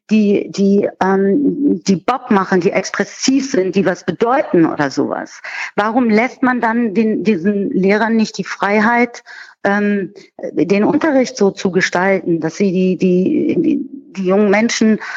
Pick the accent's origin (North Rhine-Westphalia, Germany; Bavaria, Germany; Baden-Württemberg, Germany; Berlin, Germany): Berlin, Germany; Und gut, jetzt komme ich aus Berlin, vielleicht ist das hier alles so ein bisschen anders.